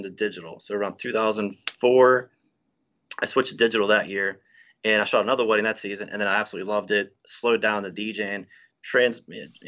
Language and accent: English; Waynesburg, Pennsylvania, United States; Pennsylvania. So Waynesburg is about an hour south of Pittsburgh